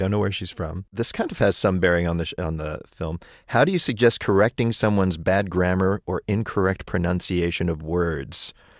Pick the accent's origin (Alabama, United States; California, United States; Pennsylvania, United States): Pennsylvania, United States; Pittsburgh; I'm from Pittsburgh.